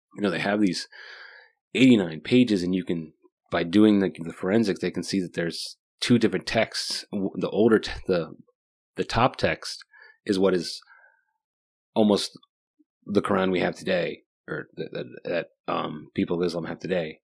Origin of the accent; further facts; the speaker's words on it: Virginia, United States; I'm, I'm from Virginia